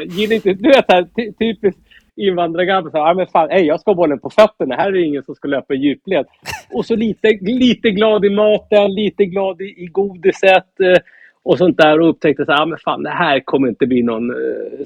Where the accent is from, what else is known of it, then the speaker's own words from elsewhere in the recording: Norrtälje, Stockholm County, Sweden; Jag är uppvuxen i Norrtälje.